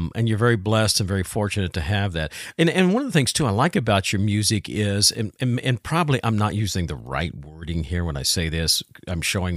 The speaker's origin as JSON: {"language": "English", "region": "Southern Indiana", "country": "United States", "tie": "born or raised there", "said": "I was raised in Southern Indiana"}